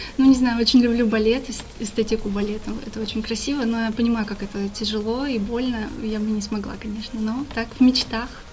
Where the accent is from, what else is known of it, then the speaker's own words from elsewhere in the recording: Nizhny Novgorod, Nizhny Novgorod Oblast, Russia; now in Saint Petersburg, Russia; родилась я не совсем в Нижнем Новгороде, а я родилась в селе рядом с ним, в небольшом таком поселке, но большую часть жизни я жила в Нижнем Новгороде.